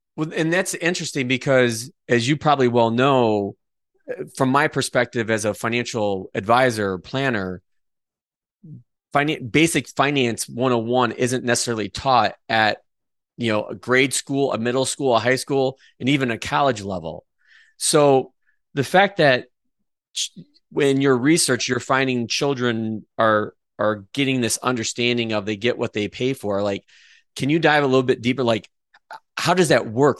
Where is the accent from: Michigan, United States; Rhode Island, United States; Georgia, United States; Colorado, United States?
Michigan, United States; Adrian; we are both from Adrian